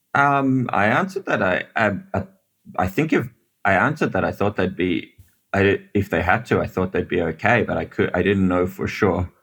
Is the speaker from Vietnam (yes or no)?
no; Australia; also born or lived in South Africa; now in Israel; I grew up in Australia, but I was born in South Africa.